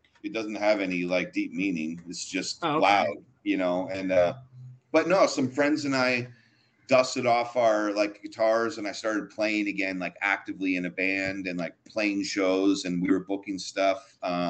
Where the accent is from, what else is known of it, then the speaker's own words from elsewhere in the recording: Orange County, California, United States; I grew up in Orange County, so it's like, you know, Southern California punk rock